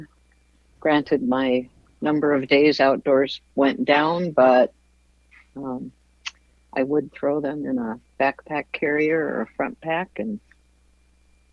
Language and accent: English; Minnesota, United States; moved away as an adult; also born or lived in Montana / Arizona / Alaska / Iowa; I grew up in Minnesota hunting and fishing.